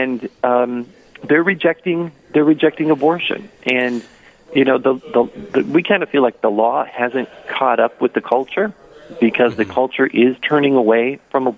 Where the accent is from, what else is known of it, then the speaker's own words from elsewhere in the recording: Paynesville, Minnesota, United States; I'm from Painesville, Minnesota, born and raised.